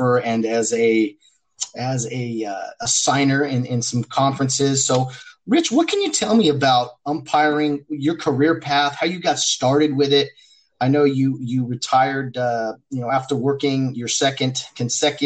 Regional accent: Glendora, California, United States; the area that I grew up in Glendora, California

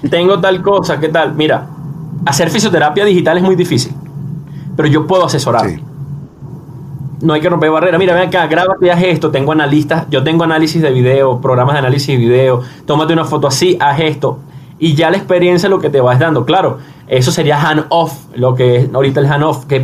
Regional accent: Venezuela; moved away; Eh, situación que salí de Venezuela y bueno, eh, es un tema de ya de repetición.

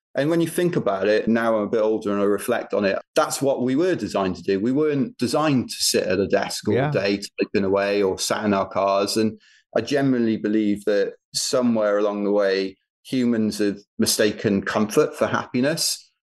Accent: United Kingdom; We're British

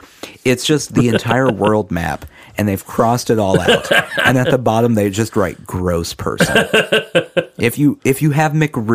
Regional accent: Oklahoma, United States; now in Tennessee, United States; We're from Oklahoma.

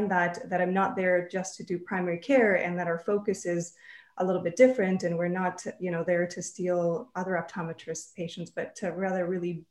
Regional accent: Canada; also born or lived in Minnesota / Texas; now in Vancouver, Canada; we're Canadian, we always kind of wanted to move back to Canada.

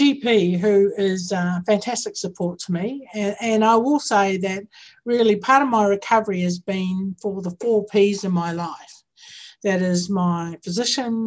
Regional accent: New Zealand; now in Victoria, Australia; I'm from Aotearoa. I'm Indigenous to Aotearoa

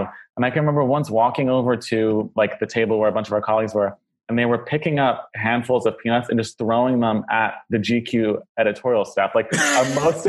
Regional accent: United States; moved away as an adult; also born or lived in New York; now in London, United Kingdom; aside from the fact that I'm American and lived there up until 3 years ago, my entire life

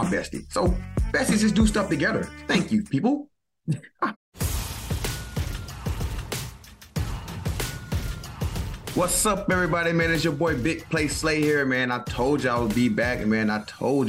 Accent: the South, United States; moved away; I'm from the South

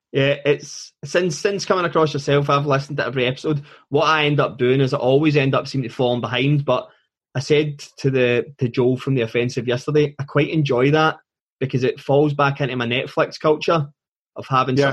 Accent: Scotland, United Kingdom; being Scottish

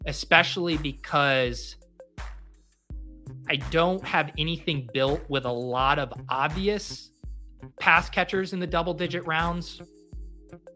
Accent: Colorado, United States; moved away as an adult; also born or lived in San Diego / East Coast; growing up in Colorado, like Red Lobster as a kid is what I thought of as seafood

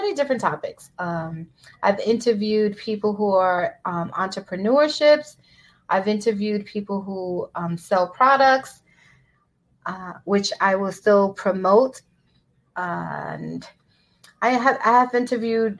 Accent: New York City, New York, United States; also born or lived in Brooklyn / Bronx; I was born in Brooklyn, raised in Washington Heights, and now I live in the Bronx

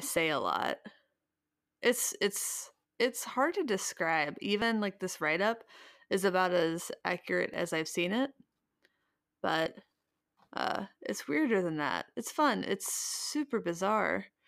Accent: Midwest, United States; I'm from the Midwest

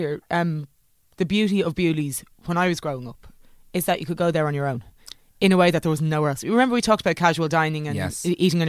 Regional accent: Portmarnock, Leinster, Ireland; I grew up in Portmarnock, which is would have been a bit of a commute into town in the 80s and 90s.

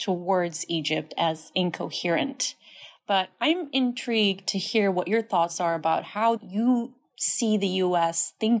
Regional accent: Libya; I was born and raised in Libya

